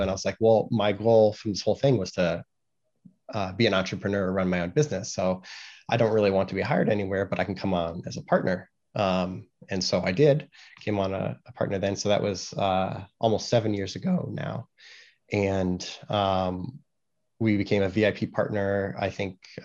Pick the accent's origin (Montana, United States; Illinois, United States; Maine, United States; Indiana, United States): Indiana, United States; Carmel; moved away; also born or lived in Los Angeles, California; moved to the Midwest, lived in Indiana, most of my life